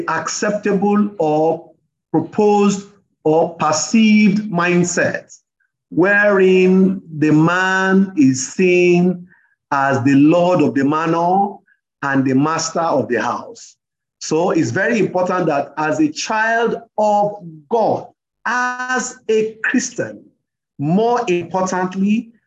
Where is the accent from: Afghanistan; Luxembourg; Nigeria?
Nigeria; Rivers State; also born or lived in Kaduna, Nigeria; now in Lagos, Nigeria; I'm from Nigeria. I'm a Rivers man, married to a Yoruba woman, but speaks Yoruba very fluently.